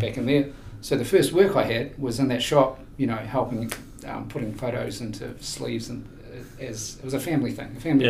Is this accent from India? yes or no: no; Queenstown, Otago, New Zealand; I was born in uh, Queenstown in the now iconic year of 1964.